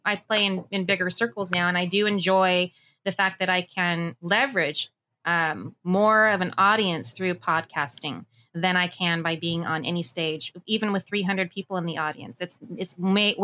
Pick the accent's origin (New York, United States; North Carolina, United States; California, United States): California, United States; Burbank; also born or lived in Las Vegas / Idaho; I was born and raised in Burbank